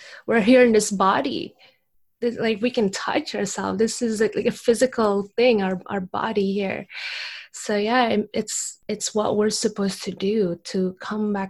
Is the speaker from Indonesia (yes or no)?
yes; Indonesia; moved away; I'm from Indonesia